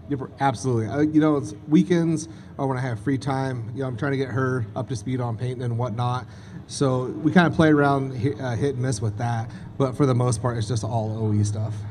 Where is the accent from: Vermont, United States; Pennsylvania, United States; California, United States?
California, United States; Crescent City; I was born in Crescent City, California